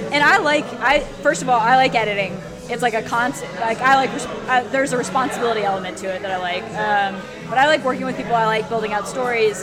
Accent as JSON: {"language": "English", "area": "D.C. area", "region": "Northern Virginia", "country": "United States", "tie": "born or raised there", "said": "the D.C. area."}